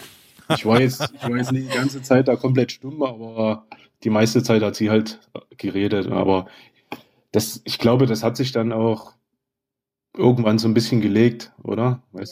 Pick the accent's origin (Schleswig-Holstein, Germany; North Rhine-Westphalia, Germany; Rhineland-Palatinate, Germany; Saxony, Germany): Saxony, Germany; Oederan; ich komme aus Öderan.